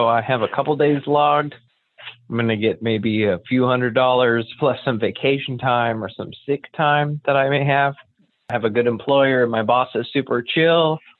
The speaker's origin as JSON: {"language": "English", "town": "San Francisco", "region": "California", "country": "United States", "tie": "born or raised there", "lives_now": "Oakland, United States", "said": "I was born in San Francisco, and I live in Oakland, California"}